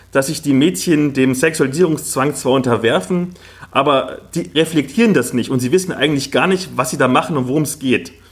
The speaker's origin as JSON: {"language": "German", "town": "Halle", "region": "Saxony-Anhalt", "country": "Germany", "said": "Also ich komme ja aus Halle Neustadt, das ist so ein Ghetto im tiefsten Osten"}